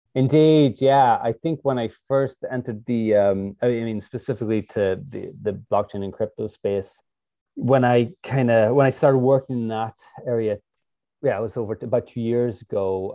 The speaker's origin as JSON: {"language": "English", "country": "Ireland", "also_born_or_lived": "San Jose, United States", "moved": "as an adult", "lives_now": "United States", "said": "I'm originally from Ireland"}